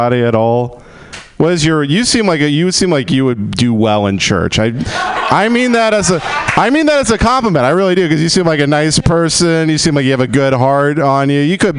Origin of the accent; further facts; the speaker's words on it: Texas, United States; now in Los Angeles, United States; I grew up in Texas in the oil fields